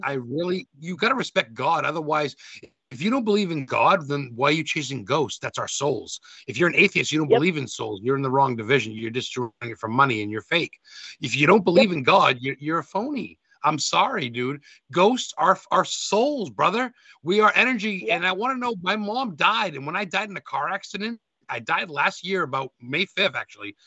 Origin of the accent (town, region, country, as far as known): United States